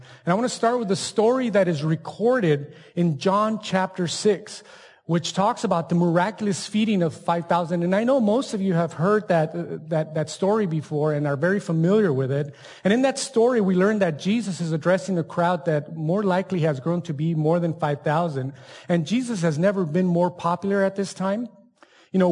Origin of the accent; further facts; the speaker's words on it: El Paso, Texas, United States; also born or lived in Ciudad Juárez, Mexico; I grew up in Juarez and then El Paso